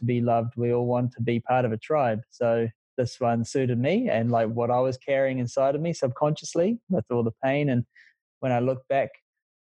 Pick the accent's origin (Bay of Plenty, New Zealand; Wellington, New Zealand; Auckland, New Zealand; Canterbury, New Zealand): Auckland, New Zealand; I came from West Auckland, had a pretty rough childhood